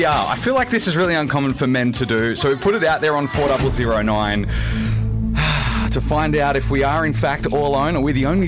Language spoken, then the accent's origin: English; Australia; As an Australian